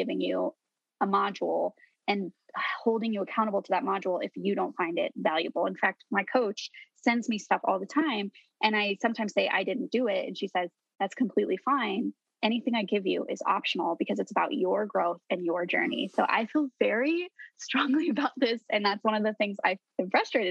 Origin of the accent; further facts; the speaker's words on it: Colorado, United States; It's the drink of my home state.